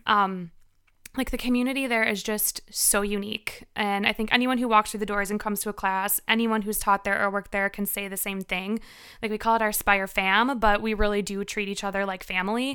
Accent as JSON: {"language": "English", "town": "Winfield", "region": "Illinois", "country": "United States", "tie": "born or raised there", "also_born_or_lived": "Milwaukee", "moved": "as an adult", "said": "I grew up in Winfield"}